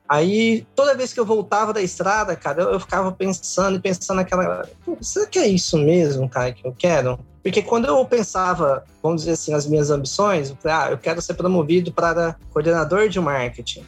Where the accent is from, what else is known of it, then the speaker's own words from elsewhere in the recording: Goiânia, Goiás, Brazil; moved away; eu sou de Goiânia, né? Nascido e criado